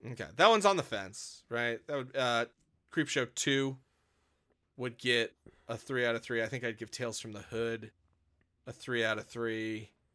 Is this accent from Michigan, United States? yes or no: no; Wisconsin, United States; moved away; I grew up in Wisconsin